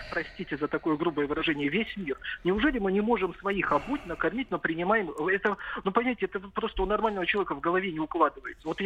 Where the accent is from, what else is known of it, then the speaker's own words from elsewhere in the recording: North Ossetia–Alania, Russia; Вот я как юж... осетин, я был в Южной Осетии, но я из Северной Осетии